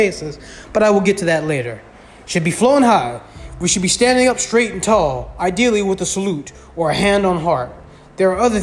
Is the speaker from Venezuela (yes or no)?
yes; Venezuela; now in United States; I'm an immigrant myself. I come from Venezuela